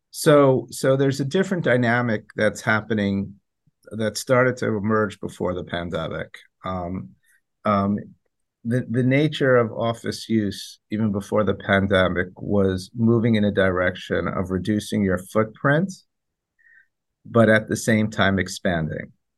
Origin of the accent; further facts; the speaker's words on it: New York City, New York, United States; we're New Yorkers